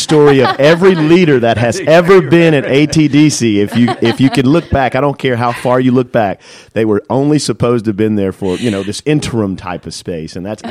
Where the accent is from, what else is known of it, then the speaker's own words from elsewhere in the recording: San Francisco, California, United States; now in Atlanta, United States; I was originally from San Francisco, and I moved here from San Francisco.